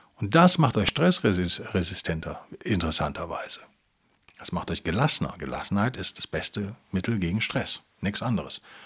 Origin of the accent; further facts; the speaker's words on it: Rhineland, Germany; als Rheinländer